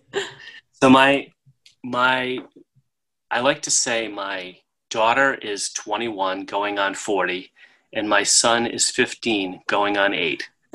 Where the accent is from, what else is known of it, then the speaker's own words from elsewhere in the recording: Rhode Island, United States; I'm from Rhode Island, the tiniest state in the union